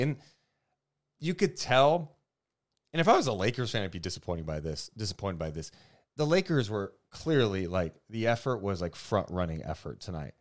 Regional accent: Sacramento, California, United States; I'm born and raised in Sacramento

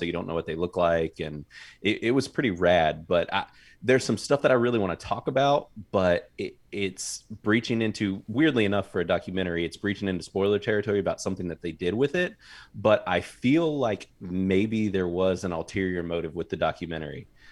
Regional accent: North Carolina, United States; my whole family has been in North Carolina my entire life

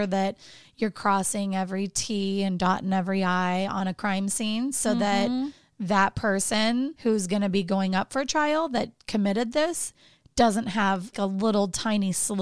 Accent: Orange County, California, United States; moved away; my hometown, Orange County.

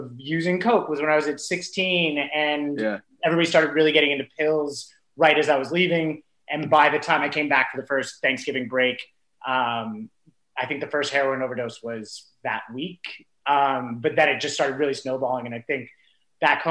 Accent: Simi Valley, California, United States; I grew up in Simi Valley

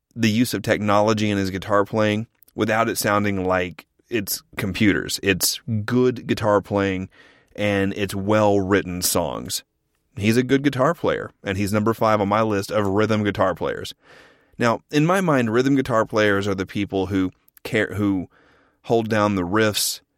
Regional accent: Norman, Oklahoma, United States; I'm from a town half an hour south of Oklahoma City called Norman.

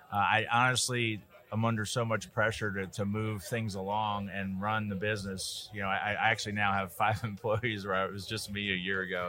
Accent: Midwest, United States; I'm from the Midwest

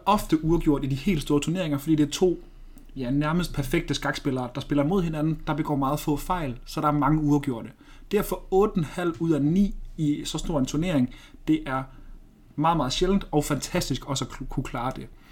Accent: Denmark

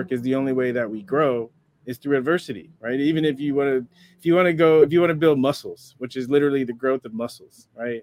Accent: San Diego, California, United States; I just love being a kid and growing up in San Diego.

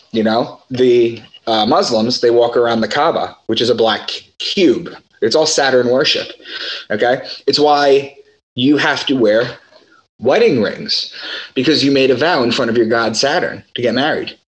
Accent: Long Island, New York, United States; also born or lived in Boston; I'm from Long Island and I moved to Boston in 2013

